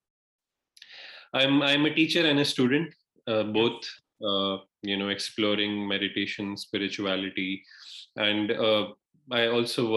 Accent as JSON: {"language": "English", "country": "India", "moved": "yes", "said": "I'm from India originally"}